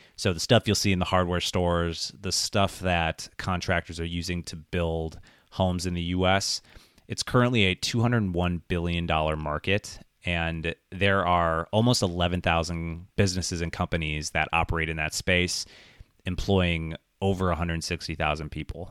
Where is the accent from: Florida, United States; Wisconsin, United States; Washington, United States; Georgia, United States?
Wisconsin, United States; Wisconsin Rapids; my hometown in Wisconsin Rapids